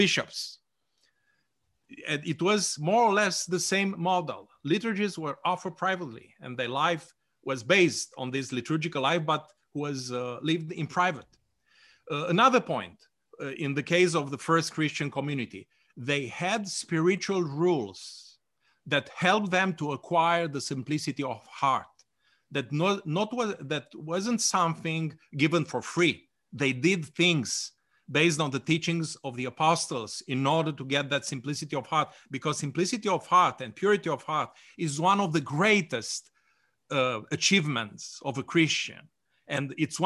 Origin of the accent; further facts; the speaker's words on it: Romania; I was born in Romania